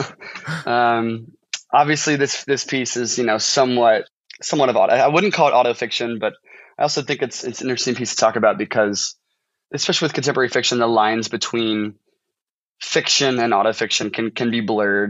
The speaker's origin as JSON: {"language": "English", "town": "St. Charles", "region": "Missouri", "country": "United States", "tie": "born or raised there", "moved": "as an adult", "lives_now": "Washington, United States", "said": "I'm from um, a town called St. Charles, so it's pretty much it's the St. Louis suburbs"}